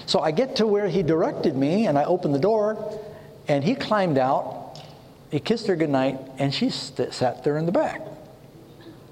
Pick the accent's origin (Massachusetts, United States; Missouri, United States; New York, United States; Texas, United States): New York, United States; New York City; moved away; I grew up in New York City. My brother and I used to play on 42nd and Broadway growing up